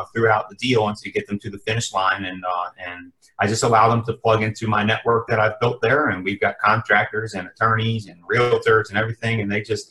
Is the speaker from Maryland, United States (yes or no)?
yes; Maryland, United States; moved away as an adult; now in South Florida, United States; Born and raised in Maryland